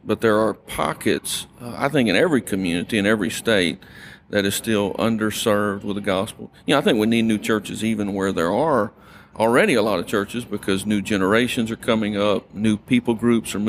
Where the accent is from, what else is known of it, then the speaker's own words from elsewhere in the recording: North Louisiana, United States; also born or lived in Albuquerque, New Mexico / Irving, Texas; growing up in North Louisiana